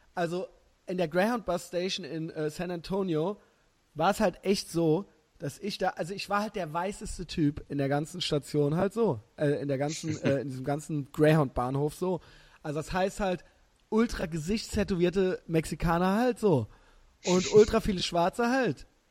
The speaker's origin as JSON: {"language": "German", "country": "Germany", "said": "ich bin halt Deutscher"}